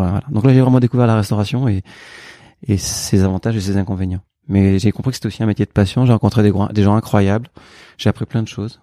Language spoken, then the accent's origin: French; Burgundy, Bourgogne-Franche-Comté, France; moved away; also born or lived in Paris; je suis bourguignon, je suis né en Bourgogne et j'ai eu la chance de grandir dans une famille où on aimait le vin